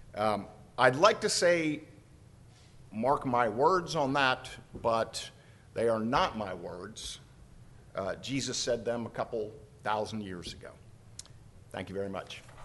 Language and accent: English; United States